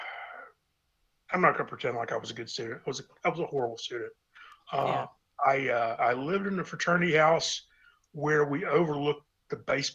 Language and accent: English; East Tennessee, United States; moved away as an adult; I was born and raised in East Tennessee. I lived there until I left for the Army